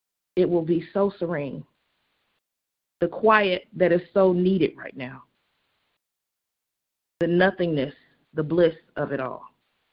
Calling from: Indiana, United States; I'm calling from Indiana.

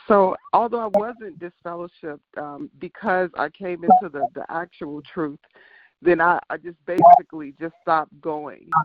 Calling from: Chicago, Illinois, United States; I'm calling from Chicago, Illinois

